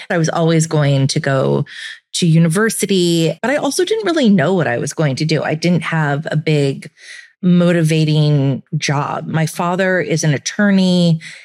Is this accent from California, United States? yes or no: yes; Santa Cruz, California, United States; now in New York, United States; I grew up in Santa Cruz, which is a beach town